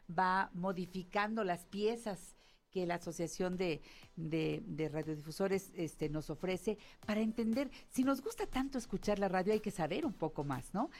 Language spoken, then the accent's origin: Spanish; Mexico; siendo mexicano